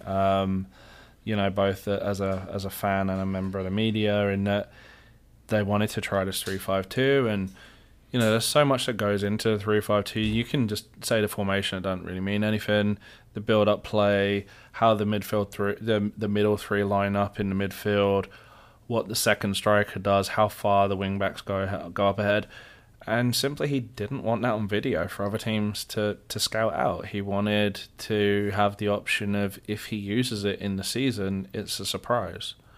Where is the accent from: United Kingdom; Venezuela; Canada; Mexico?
United Kingdom; England; moved away; I am your resident Englishman